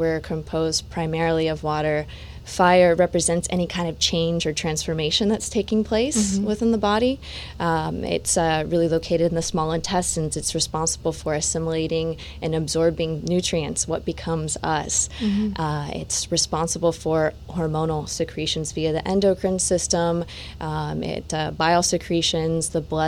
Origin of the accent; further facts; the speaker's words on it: Satellite Beach, Florida, United States; moved away; also born or lived in California / India; my hometown